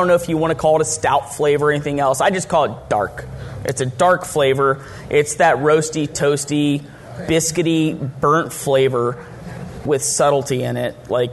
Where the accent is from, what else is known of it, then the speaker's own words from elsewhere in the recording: Texas, United States; I'm from Texas